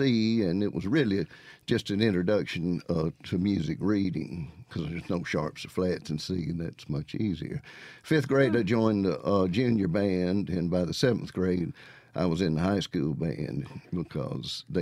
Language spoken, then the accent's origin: English; Florence, Mississippi, United States; also born or lived in Jackson, Mississippi / Atlanta; I was born in Jackson and lived in the city for just my first 4 years, and then moved to the country just south of Florence